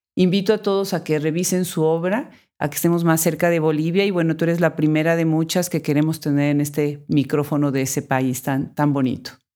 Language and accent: Spanish; Mexico; mi país natal